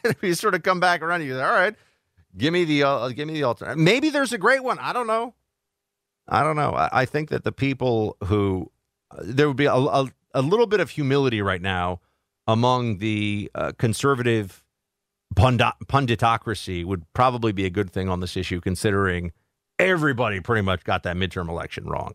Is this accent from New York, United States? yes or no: yes; New York, United States; also born or lived in Florida; I'm from New York